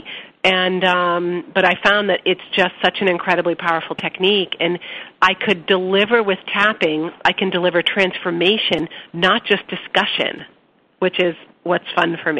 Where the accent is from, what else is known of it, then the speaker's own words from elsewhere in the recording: Boston, Massachusetts, United States; I'm from Boston and I talk fast